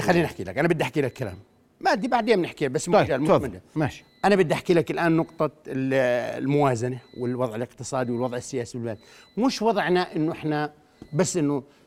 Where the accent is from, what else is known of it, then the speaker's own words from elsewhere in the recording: Al-Karak, Karak Governorate, Jordan; وانا ابن الكرك